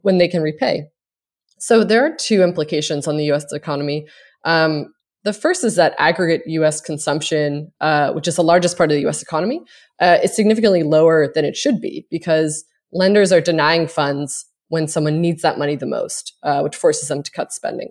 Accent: Cape Breton, Nova Scotia, Canada; now in United States; I am from a small island in Nova Scotia called Cape Breton

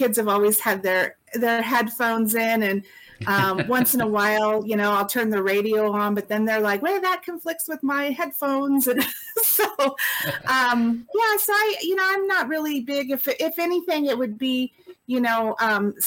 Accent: California, United States; moved away as an adult; now in Colorado, United States; I was California raised.

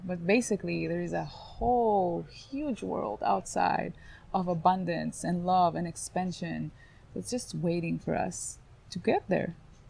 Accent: Israel; So I was born in Israel, which is a war zone, and for me it's quite regular

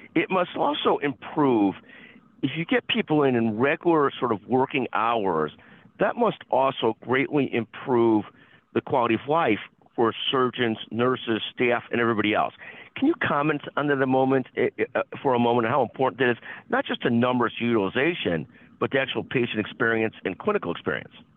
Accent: Illinois, United States; I'm an Illinois person

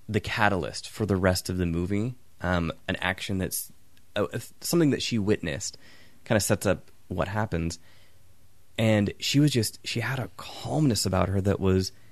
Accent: England, United Kingdom; I'm English.

